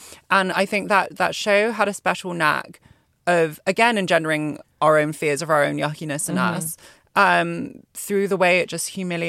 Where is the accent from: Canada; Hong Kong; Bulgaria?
Hong Kong; moved away as an adult; also born or lived in Malaysia; now in United Kingdom; because I didn't grow up in the UK, I grew up in Hong Kong and Malaysia, and so my diet of television was, like, more American reality TV.